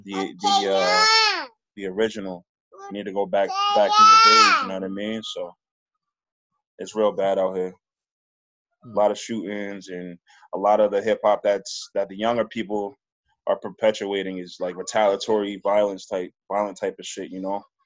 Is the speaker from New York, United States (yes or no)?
yes; New York, United States; moved away as an adult; now in Worcester, United States; I'm from New York. Yeah, and I'm out here in Worcester.